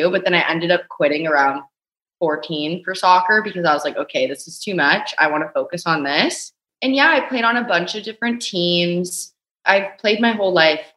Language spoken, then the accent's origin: English; Canada; we're both Canadian